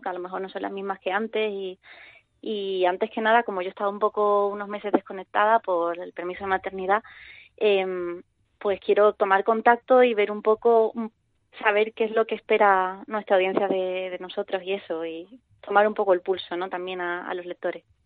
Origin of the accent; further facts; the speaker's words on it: Cádiz, Andalusia, Spain; now in Madrid, Spain; estoy en Madrid, pero soy de Cádiz